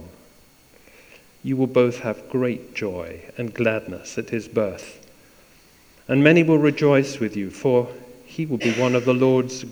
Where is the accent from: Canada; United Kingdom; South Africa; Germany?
United Kingdom; East Coast of Scotland; moved away; also born or lived in Perth, Scotland / Wick, Scotland / London; I was raised on the East Coast, believe it or not, born in Perth, all the way up to Wick as well. But then we went to a place called London